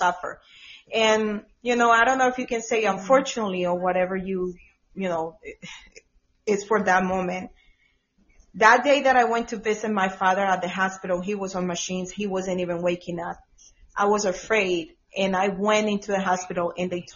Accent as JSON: {"language": "English", "country": "Colombia", "moved": "yes", "lives_now": "Georgia, United States", "said": "I'm from Colombia, but I was in Georgia at that time"}